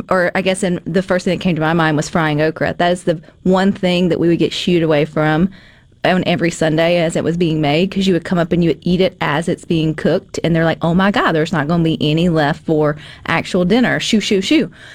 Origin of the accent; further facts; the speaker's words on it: the South, United States; I'm from the South